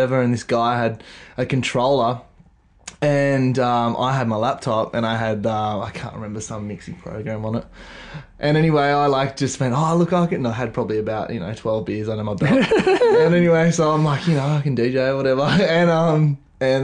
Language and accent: English; Mollymook, New South Wales, Australia; So I grew up in Mollymook